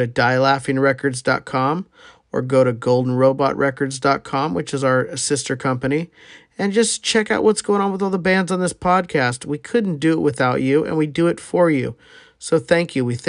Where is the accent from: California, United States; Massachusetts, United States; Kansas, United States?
California, United States; Wilton; I'm from Wilton, California